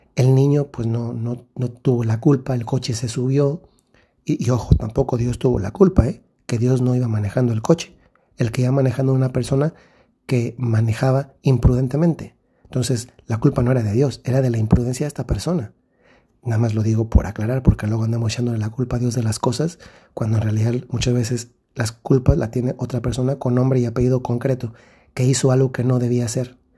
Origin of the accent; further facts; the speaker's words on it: Mexico; moved away; En el país de donde yo soy originario, que es México